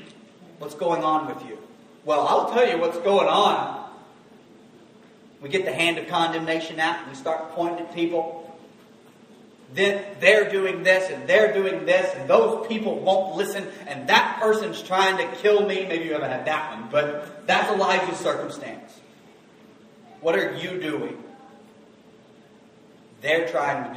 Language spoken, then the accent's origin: English; the South, United States; we're from the South, so we say Baal